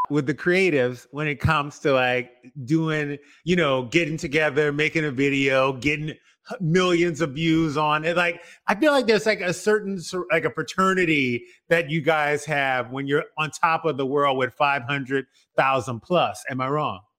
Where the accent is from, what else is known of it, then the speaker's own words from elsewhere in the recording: New York City, New York, United States; moved away; born and raised in Queens, uh, New York.